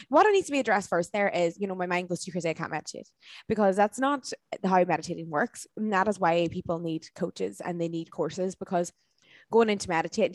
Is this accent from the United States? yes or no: no; Dublin, Leinster, Ireland; places like Dublin, my hometown